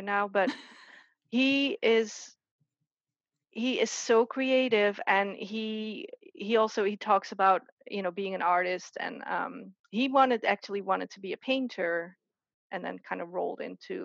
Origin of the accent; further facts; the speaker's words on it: southern Netherlands, Netherlands; moved away as an adult; now in United States; I grew up in the Netherlands